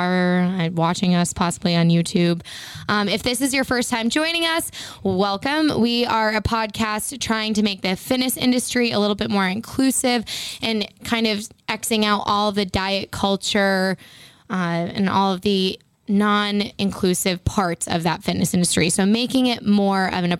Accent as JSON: {"language": "English", "town": "Framingham", "region": "Massachusetts", "country": "United States", "tie": "born or raised there", "said": "We lived down the street from Framingham State, so we grew up right around there"}